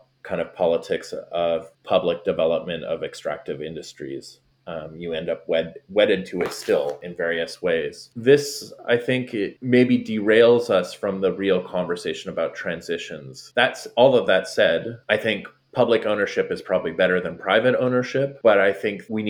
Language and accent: English; Canada; moved away as an adult; now in Florida, United States; being Canadian